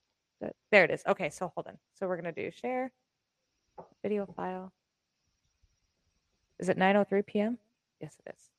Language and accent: English; United States; I'm American.